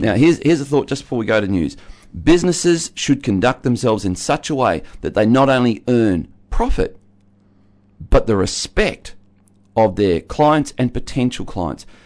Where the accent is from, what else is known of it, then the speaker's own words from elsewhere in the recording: Tasmania, Australia; being a Tasmanian